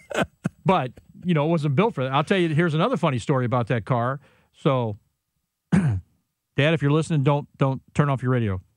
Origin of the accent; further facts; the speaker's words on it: Illinois, United States; grew up in Illinois, so we had to take uh, driver's ed.